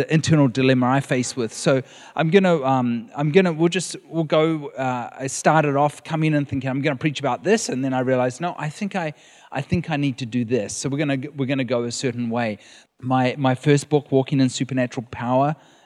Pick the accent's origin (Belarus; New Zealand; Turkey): New Zealand; moved away as an adult; now in California, United States; We are from New Zealand